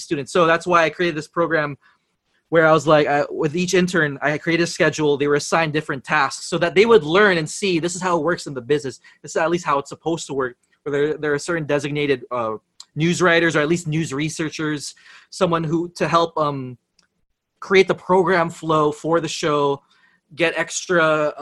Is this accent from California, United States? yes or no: yes; San Francisco, California, United States; moved away as an adult; also born or lived in Los Angeles; now in Philippines; born and raised in San Francisco, but I did move to LA for middle school and high school already